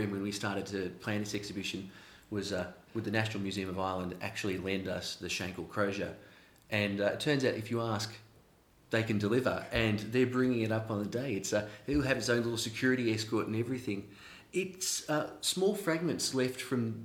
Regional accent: Australia; moved away as an adult; now in Belfast, United Kingdom; Obviously not from here originally, I'm from Australia, and I moved across to get into the sector.

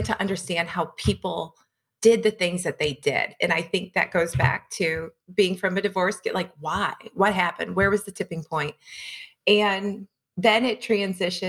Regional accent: St. Louis, Missouri, United States; I was born and raised in St. Louis, West St. Louis County

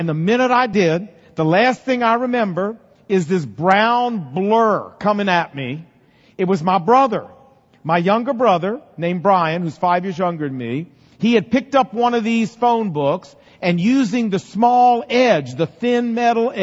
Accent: Portsmouth, Virginia, United States; when I was growing up in Portsmouth, Virginia

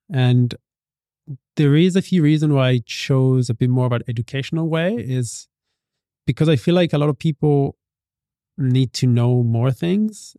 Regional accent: Italy; moved away as an adult; now in Bali, Indonesia; I grew up in Italy

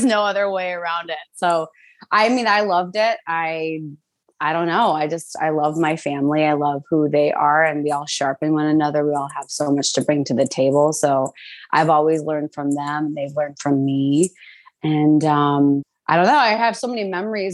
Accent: St. Cloud, Minnesota, United States; moved away as an adult; now in New York City, United States; I grew up in St. Cloud, Minnesota, born and raised up until I was 18

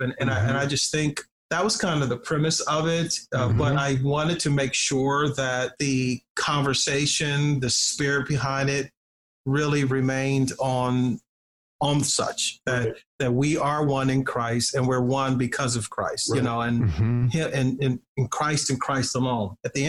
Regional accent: Compton, California, United States; also born or lived in New Jersey; I began to reflect on incidents in my own life growing up in Compton and in New Jersey

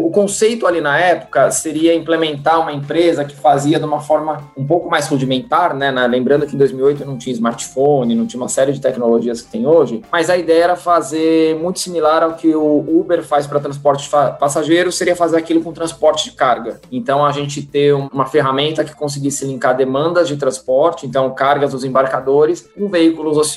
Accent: São Paulo, Brazil; Nasci, sempre morei em São Paulo, né?

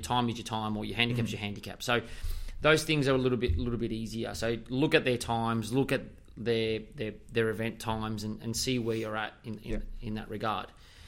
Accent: South Melbourne, Victoria, Australia; I'm from South Melbourne as well.

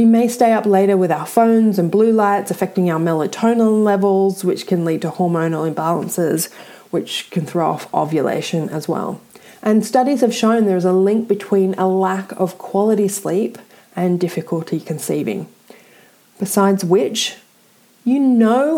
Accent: Australia; I'm Australian

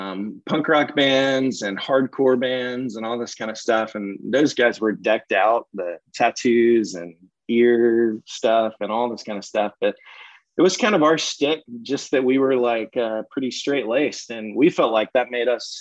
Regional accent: right outside of Jackson, Mississippi, United States; moved away as an adult; now in Charleston, United States; I grew up in the deep south of Mississippi, right outside of Jackson, and spent the first 23 years of my life there

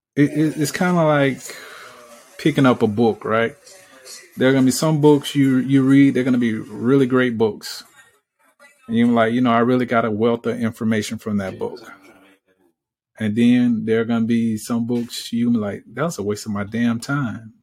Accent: Alabama, United States; I'm from Alabama

